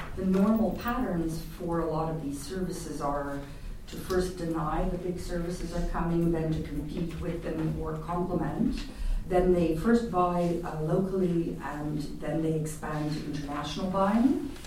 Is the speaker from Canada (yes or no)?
yes; Canada; now in Netherlands; I'm Canadian